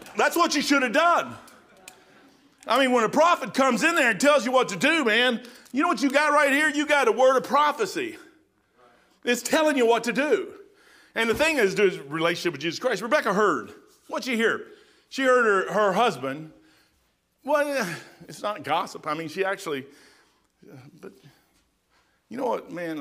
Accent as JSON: {"language": "English", "region": "Kentucky", "country": "United States", "said": "I'm a brick from Kentucky"}